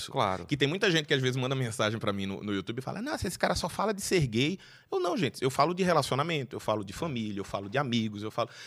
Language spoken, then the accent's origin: Portuguese; Recife, Pernambuco, Brazil; now in São Paulo, Brazil; eu falo que sou de Recife, que tal, mudei para São Paulo, que foi me, me, adaptando.